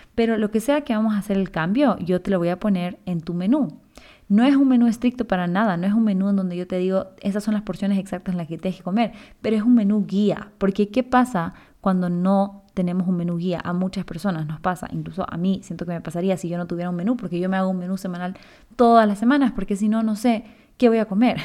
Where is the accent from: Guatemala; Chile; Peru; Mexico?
Chile; now in Ecuador; yo soy chilena, pero vivo en Ecuador hace ya casi 15 años